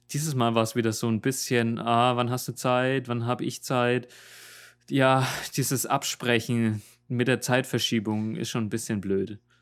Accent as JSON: {"language": "German", "country": "Germany", "accent": "German", "moved": "as an adult", "lives_now": "Seoul, South Korea", "said": "du hast so einen krassen deutschen Akzent"}